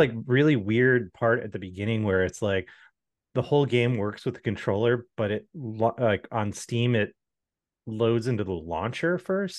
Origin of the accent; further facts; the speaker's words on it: Midwest, United States; moved away; growing up in the Midwest